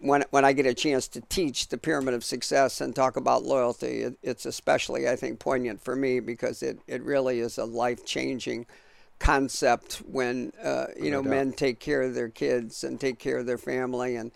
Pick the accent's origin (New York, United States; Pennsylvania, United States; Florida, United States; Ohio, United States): Ohio, United States; Shelby; moved away as an adult; also born or lived in Kalamazoo, Michigan; I grew up in northern Ohio, a small town about 10,000 people in Shelby, Ohio.